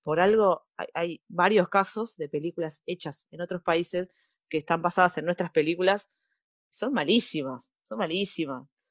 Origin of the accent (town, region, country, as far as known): Argentina